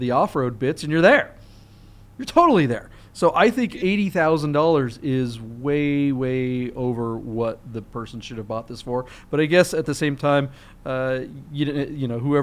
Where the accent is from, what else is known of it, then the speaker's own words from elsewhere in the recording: Monroe, Washington, United States; now in Las Vegas, United States; my hometown. Up in Monroe, Washington, Snohomish out there